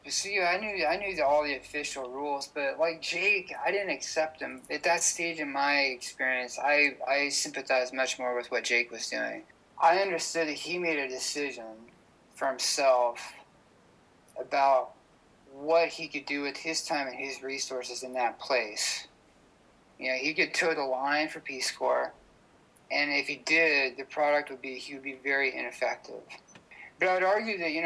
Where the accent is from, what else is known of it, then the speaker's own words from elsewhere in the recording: San Diego, California, United States; I'm a filmmaker from San Diego, California